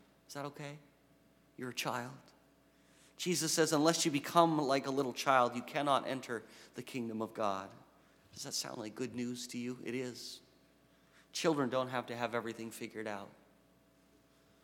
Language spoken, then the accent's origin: English; New England, United States; now in Western Massachusetts, United States; I had no idea Western Mass existed 8 years ago, and I'm from New England